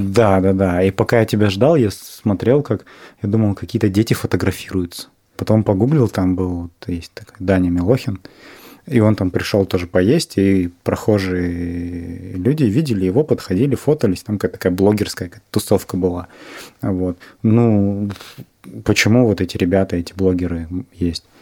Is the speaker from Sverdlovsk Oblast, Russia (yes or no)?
no; Novosibirsk, Novosibirsk Oblast, Russia; я из Новосибирска